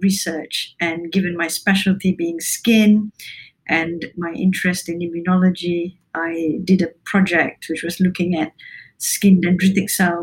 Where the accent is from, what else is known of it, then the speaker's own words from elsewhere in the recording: Malaysia; moved away as an adult; also born or lived in Cambridge, United Kingdom; now in Newcastle, United Kingdom; I spent the early years of my life growing up in Malaysia and then came to the UK to study medicine.